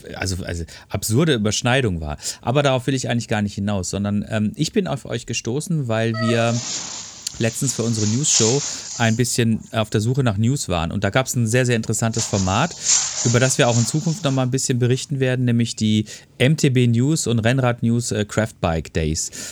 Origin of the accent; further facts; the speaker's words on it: Ruhr area, North Rhine-Westphalia, Germany; bei uns im Ruhrpott